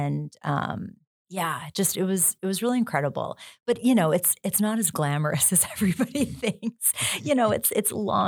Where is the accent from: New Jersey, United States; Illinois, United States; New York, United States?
New York, United States; Buffalo; Like who growing up in Buffalo didn't want to work for the Buffalo Bills, right? We all did.